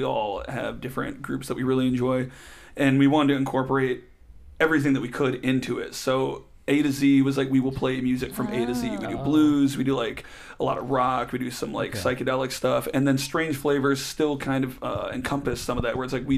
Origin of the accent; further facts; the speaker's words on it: Detroit, Michigan, United States; we're originally from Detroit